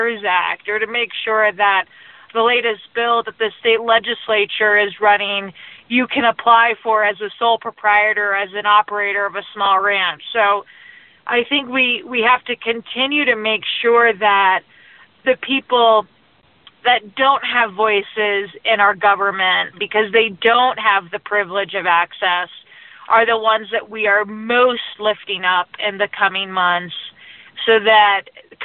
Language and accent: English; rural Colorado, United States; one of my favorite restaurants in my hometown